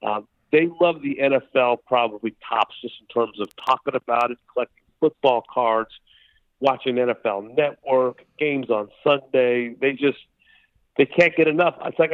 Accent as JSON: {"language": "English", "region": "Southern California", "country": "United States", "tie": "born or raised there", "said": "I'm growing up in Southern California."}